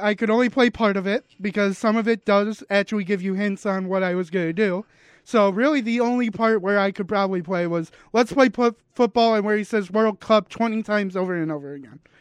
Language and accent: English; United States; I'm American